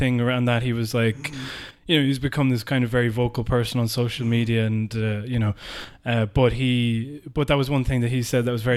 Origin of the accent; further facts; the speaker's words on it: Galway, Connacht, Ireland; growing up in Galway